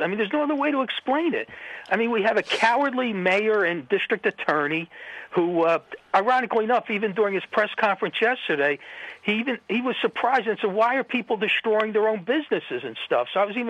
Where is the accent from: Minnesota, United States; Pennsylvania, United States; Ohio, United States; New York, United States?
Pennsylvania, United States; Philadelphia; In my hometown, my beloved hometown, the birthplace of what was once a great nation